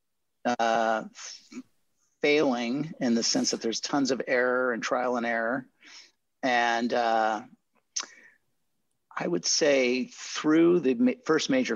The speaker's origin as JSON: {"language": "English", "country": "Chile", "tie": "born or raised there", "also_born_or_lived": "Marin County, California", "moved": "yes", "said": "I'm bilingual because I grew up in Chile"}